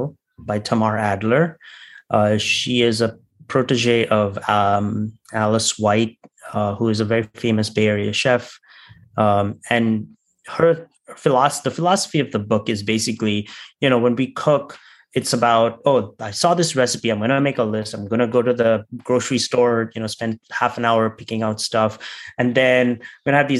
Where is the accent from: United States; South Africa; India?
India; I'm from India